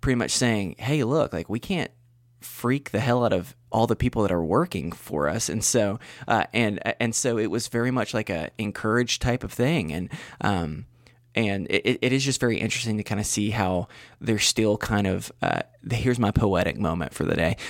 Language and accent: English; Western North Carolina, United States; back probably like thirty or so minutes from my hometown.